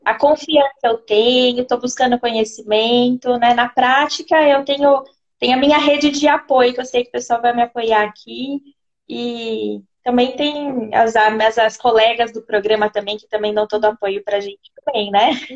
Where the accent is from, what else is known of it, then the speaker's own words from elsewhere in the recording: São Paulo, Brazil; moved away as an adult; also born or lived in Jundiaí; now in Sorocaba, Brazil; Eu sou de São Paulo, estava em Jundiaí, aí eu me mudei para Sorocaba